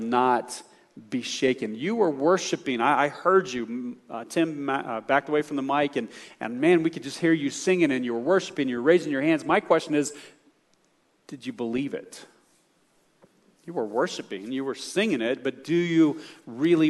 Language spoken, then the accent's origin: English; the South, United States; I'm from the South